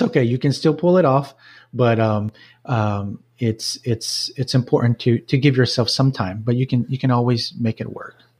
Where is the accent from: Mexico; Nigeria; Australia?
Mexico; Jalisco; moved away as an adult; now in Owensboro, United States; my upbringing was in Mexico, in a small town in the state of Jalisco, about two hours from Guadalajara, central Mexico